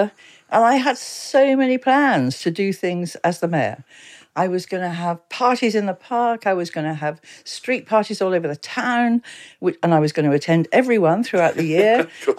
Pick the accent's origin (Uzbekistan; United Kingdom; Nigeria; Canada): United Kingdom; Exeter, South West England; also born or lived in London; now in Frome, United Kingdom; Born and raised in Exeter, so I went to school there. And we came to Froome January 1964, when my father was headhunted. He was an engineer.